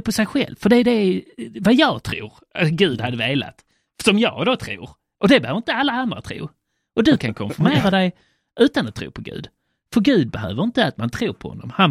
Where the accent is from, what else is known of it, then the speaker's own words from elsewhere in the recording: Sweden; infödda kristna svenskar. Ja. För det är det jag, kan, det är, det jag är själv